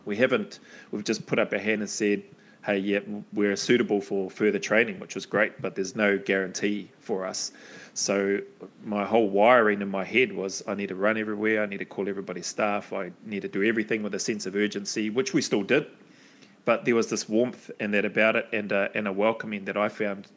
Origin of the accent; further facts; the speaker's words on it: New Zealand; moved away; I'm from New Zealand.